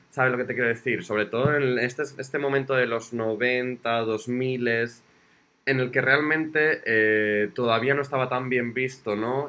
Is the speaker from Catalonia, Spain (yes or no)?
no; Zamora, Castile and León, Spain; yo soy de Zamora